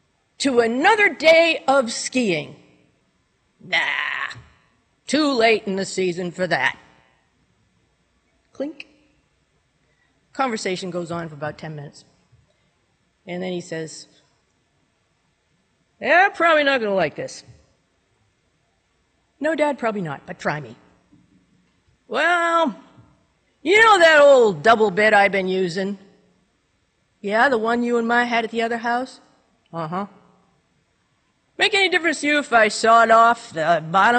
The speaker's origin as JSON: {"language": "English", "region": "New Hampshire", "country": "United States", "tie": "born or raised there", "said": "I was born and raised in New Hampshire, lived here all my life"}